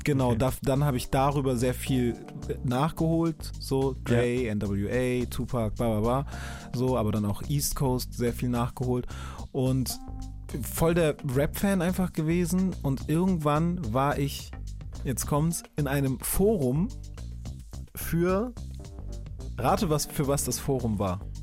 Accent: Hamburg, Germany; für mich war dann so als Hamburger

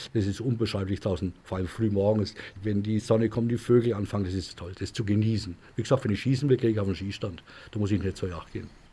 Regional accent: a village near Obertrubach, Franconian Switzerland, Bavaria, Germany; Ich bin heimatverbunden, bin hier auf dem Dorf groß geworden.

